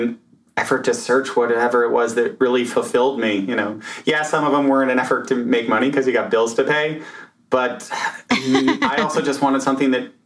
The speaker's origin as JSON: {"language": "English", "town": "Chicago", "region": "Illinois", "country": "United States", "tie": "born or raised there", "also_born_or_lived": "Naperville, Illinois", "moved": "yes", "lives_now": "New York City, United States", "said": "I grew up in Illinois, Chicago."}